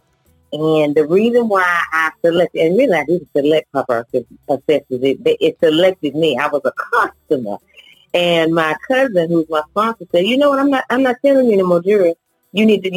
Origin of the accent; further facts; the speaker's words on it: Rural Hall, North Carolina, United States; also born or lived in Gastonia, North Carolina; I am originally from Winston-Salem, North Carolina, actually Rural Hall.